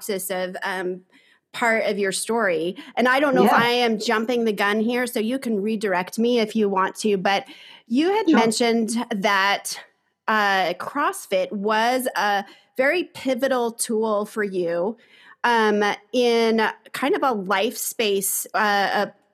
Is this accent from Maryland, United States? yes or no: no; Arizona, United States; I grew up in Arizona, the southern, southwestern state in the U.S.